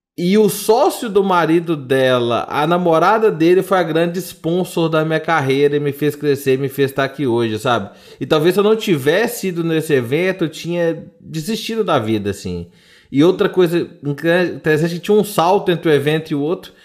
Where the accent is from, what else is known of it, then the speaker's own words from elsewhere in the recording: Sete Lagoas, Minas Gerais, Brazil; Eu sou de Sete Lagoas